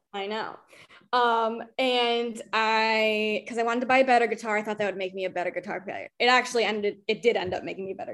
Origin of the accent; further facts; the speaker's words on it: Albany, New York, United States; moved away as an adult; also born or lived in Rochester; I'm from Albany, like Albany